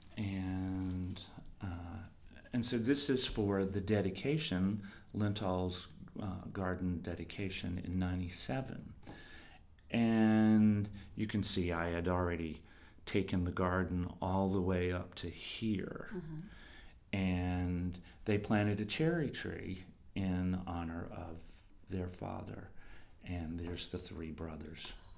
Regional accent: the South, Southern United States, United States; also born or lived in East Village, New York; now in New York, United States; I'm a Southerner

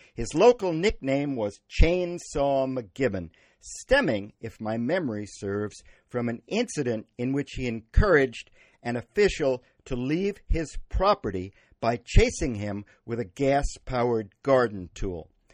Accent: Wellfleet, Massachusetts, United States; My hometown of Wellfleet

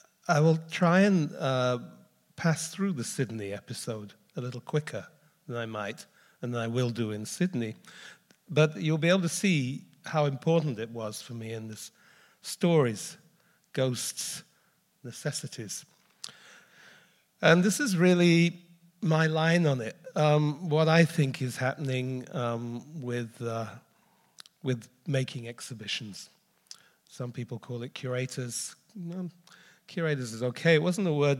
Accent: Leicester, East Midlands, United Kingdom; I was brought up in Leicester, which is it's a pretty middle-range town in the center of Midlands of England

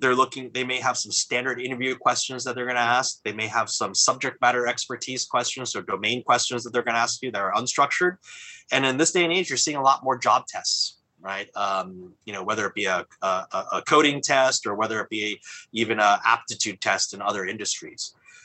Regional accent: California, United States; you know, I come from Silicon Valley

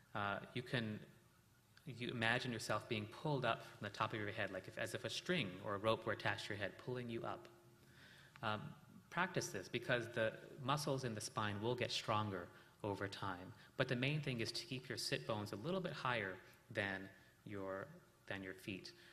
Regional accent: South India, India; we're from South India

